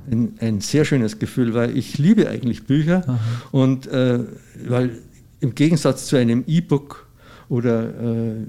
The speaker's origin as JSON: {"language": "German", "region": "Bavaria", "country": "Germany", "said": "bei uns in Bayern gibt es ja da nichts"}